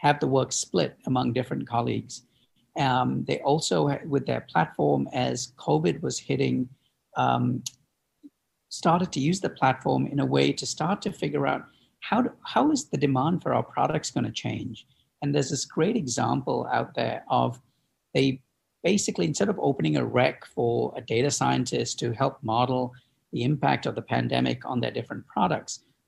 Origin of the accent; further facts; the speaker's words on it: Chicago, Illinois, United States; my hometown here in Chicago